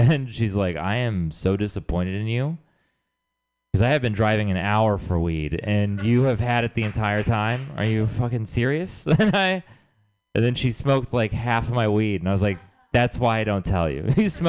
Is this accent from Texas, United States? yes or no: yes; Texas, United States; moved away; I'm from Texas, I should say. I'm originally from Texas.